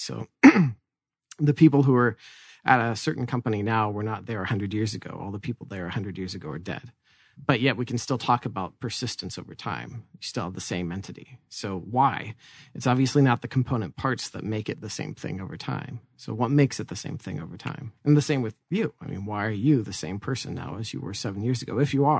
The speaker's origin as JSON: {"language": "English", "town": "Tucson", "region": "Arizona", "country": "United States", "tie": "born there", "said": "Well, hey, I was born in Tucson."}